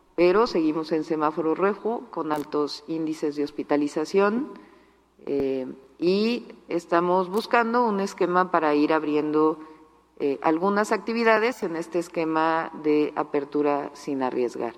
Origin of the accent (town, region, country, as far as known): Jalisco, Mexico